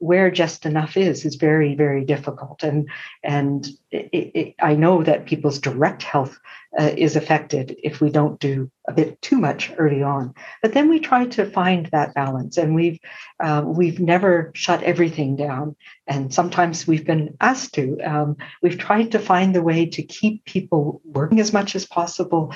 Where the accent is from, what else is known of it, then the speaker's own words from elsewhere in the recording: Prince Edward Island, Canada; now in British Columbia, Canada; I'm a settler, but I grew up in Mi'kmaq territory in Prince Edward Island